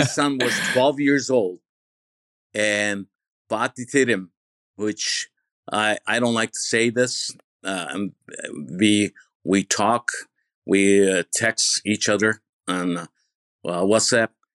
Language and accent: English; Bergama, İzmir, Turkey; also born or lived in New York, United States; now in United States; from Baragama Izmir, I was born in Baragama Izmir.